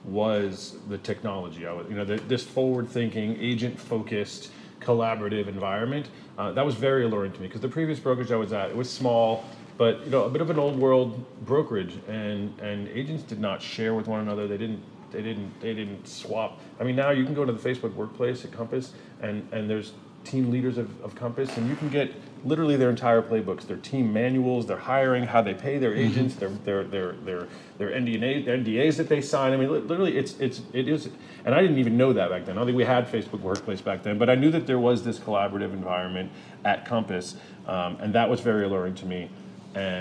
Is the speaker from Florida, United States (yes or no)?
yes; Miami Beach, Florida, United States; I grew up in Miami Beach, an ultra-Orthodox Jewish family